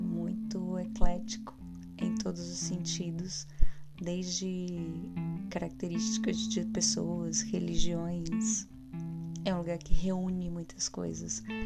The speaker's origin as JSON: {"language": "Portuguese", "region": "Bahia", "country": "Brazil", "moved": "as an adult", "said": "Eu sou baiana, né? Eu sou baiana e tô na Bahia"}